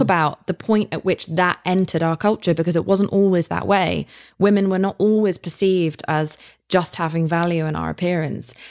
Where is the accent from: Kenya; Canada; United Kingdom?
United Kingdom; I'm British.